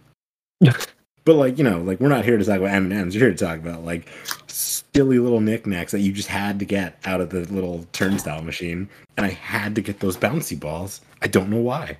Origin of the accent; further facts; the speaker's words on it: United States; I'm an American.